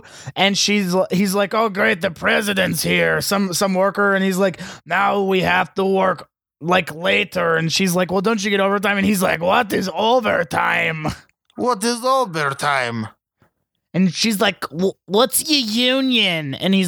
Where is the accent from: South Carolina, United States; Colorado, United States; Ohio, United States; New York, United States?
New York, United States; Long Island; I'm from Long Island.